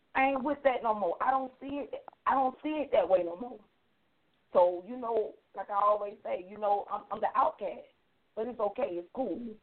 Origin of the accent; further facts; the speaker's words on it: Miami, Florida, United States; I'm from Florida, Miami